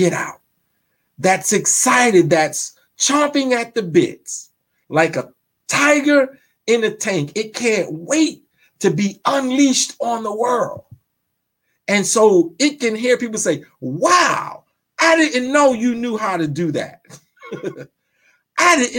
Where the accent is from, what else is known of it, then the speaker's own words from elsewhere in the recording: New York, United States; I'm from Brooklyn. We don't have fireplaces in Brooklyn